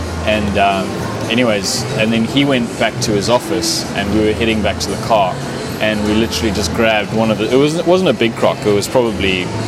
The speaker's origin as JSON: {"language": "English", "country": "Zimbabwe", "moved": "as an adult", "lives_now": "Australia", "said": "I'm from Zimbabwe."}